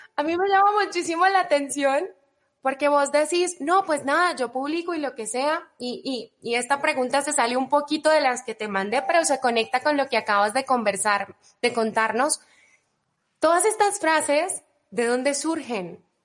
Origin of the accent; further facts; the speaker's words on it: Cali, Valle del Cauca, Colombia; moved away as an adult; now in Mexico; mi ciudad natal, Cali, Colombia